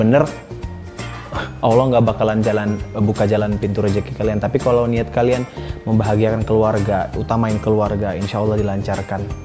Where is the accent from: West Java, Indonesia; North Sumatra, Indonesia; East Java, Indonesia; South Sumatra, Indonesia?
North Sumatra, Indonesia; Sibolga; now in Jakarta, Indonesia; kampung aku di Sibolga